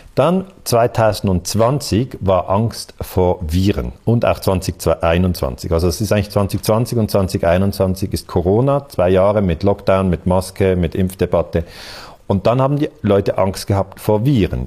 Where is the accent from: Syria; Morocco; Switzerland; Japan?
Switzerland; Ich bin ja aus der Schweiz